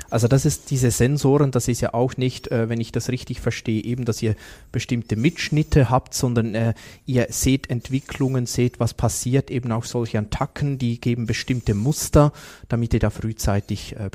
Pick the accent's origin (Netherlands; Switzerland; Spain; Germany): Switzerland; wie gut sind wir da als Schweizer?